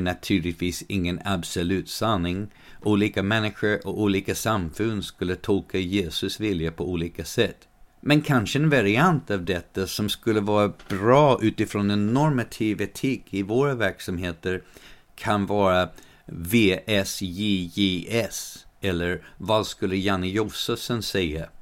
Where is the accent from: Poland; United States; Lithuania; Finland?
United States; now in Sweden; I den delen av USA där jag växte upp